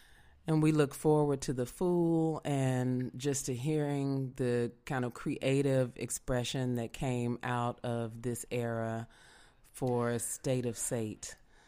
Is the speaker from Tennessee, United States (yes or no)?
yes; Memphis, Tennessee, United States; I'm from Beale Street. I'm from Memphis, Tennessee.